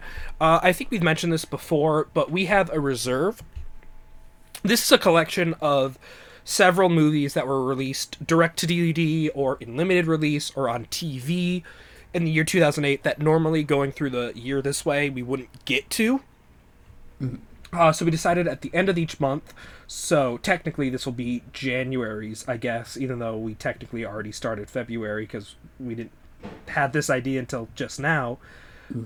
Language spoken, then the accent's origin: English; United States; I grew up in America